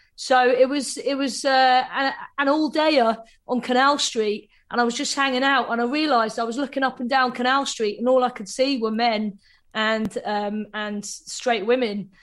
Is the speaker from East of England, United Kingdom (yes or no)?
yes; Cambridge, East of England, United Kingdom; now in Manchester, United Kingdom; I grew up in Cambridge, so uh, it's a very small town.